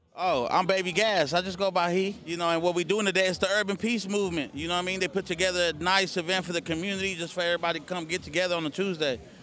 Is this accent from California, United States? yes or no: yes; Oakland, California, United States; I'm from East Oakland, California to be exact